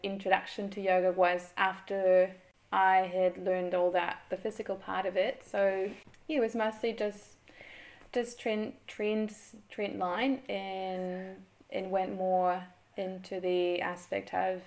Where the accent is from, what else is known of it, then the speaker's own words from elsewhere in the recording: Mexico; moved away as an adult; now in New Zealand; I am from Mexico. I grew up there.